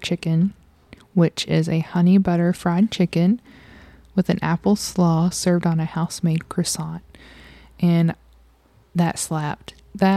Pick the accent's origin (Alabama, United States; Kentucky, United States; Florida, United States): Kentucky, United States; Eastern; accent: Eastern Kentucky; now in Louisville, United States; my Eastern Kentucky accent